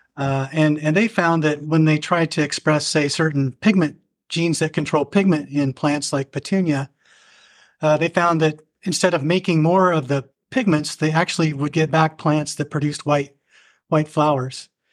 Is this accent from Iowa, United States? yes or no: yes; Southeast Iowa, United States; also born or lived in Berkeley, California; I grew up in Southeast Iowa on a farm